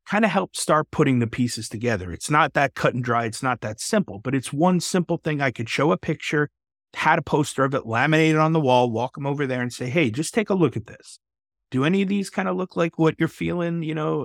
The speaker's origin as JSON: {"language": "English", "region": "Texas", "country": "United States", "said": "another fellow Texan"}